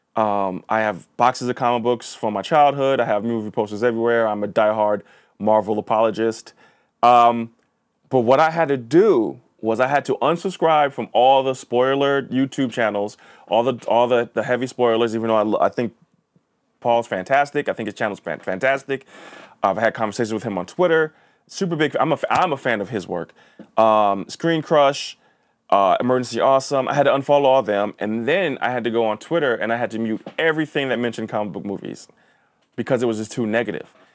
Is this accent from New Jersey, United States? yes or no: yes; Linden, New Jersey, United States; also born or lived in New York City; my main schooling in New Jersey was in a, a, basically a Polish town, uh, Linden, New Jersey